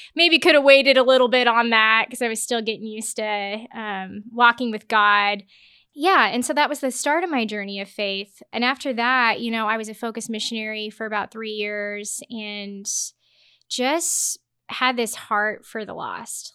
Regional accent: Lincoln, Nebraska, United States; so I grew up in Lincoln, Nebraska, went to Pius High School.

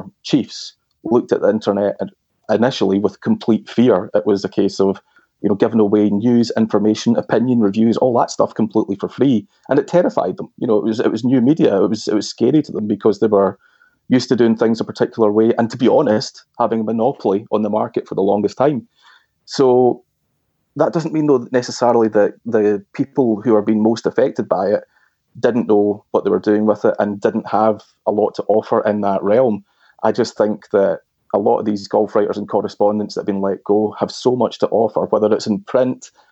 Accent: Glasgow, Scotland, United Kingdom; the Herald newspaper in my hometown of Glasgow

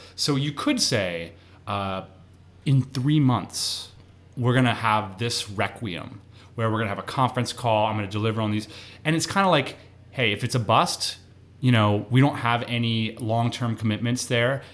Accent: East Coast, United States; moved away; also born or lived in San Diego; we both lived in San Diego. We're both from the East Coast

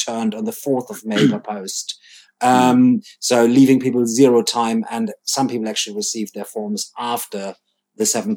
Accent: Germany; now in United Kingdom; I'm British and German now, so I'm dual national.

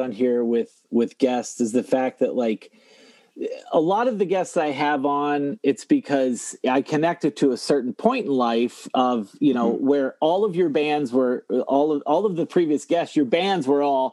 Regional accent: Toledo, Ohio, United States; I'm from the Toledo area

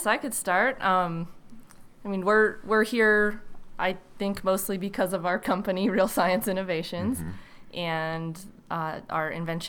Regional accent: New Mexico, United States; moved away as an adult; also born or lived in Illinois; Even though I grew up in New Mexico

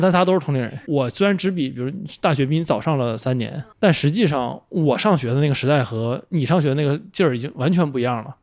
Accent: China; 我们作为中国人

